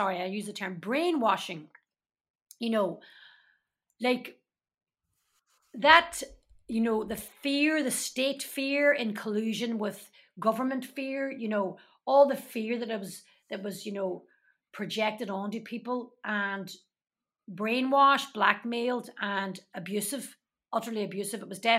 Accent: Derry, Northern Ireland, United Kingdom; And that was very much my case growing up in Derry. I was a Catholic from the bog side.

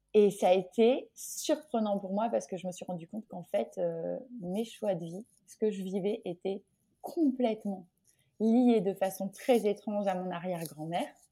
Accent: Orléans, Centre-Val de Loire, France; moved away as an adult; now in Guadeloupe, France; je suis originaire d'Orléans et depuis toute petite

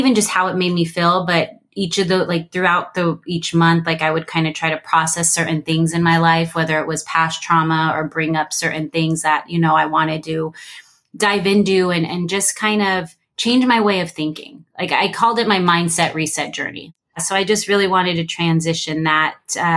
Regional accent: California, United States; moved away as an adult; now in Arizona, United States; I'm from California. I lived my whole life in California

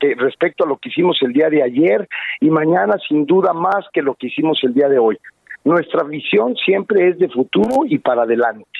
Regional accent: San Luis Potosí, Mexico; los potosinos

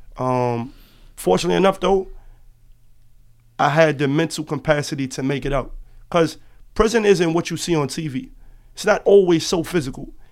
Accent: New York City, New York, United States; I am originally from Harlem, New York. Lincoln Houses

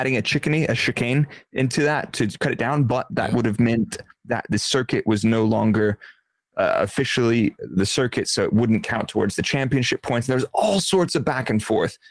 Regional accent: United States; because I'm American

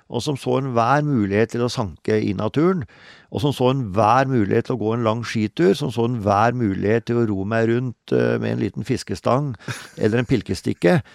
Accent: Telemark, Norway; Eh, i, eh, i sørøstlig delen av Hardangervidda, altså nord for Møsvann. Så det var egentlig der jeg vokste opp.

